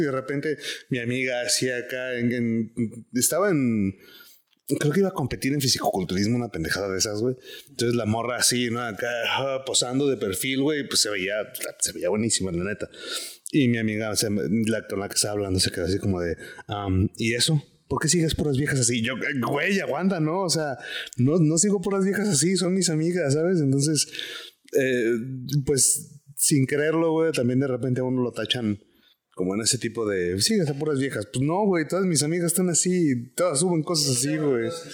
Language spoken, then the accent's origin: Spanish; Guadalajara, Jalisco, Mexico; ¿cómo supiste que soy tapatío, güey?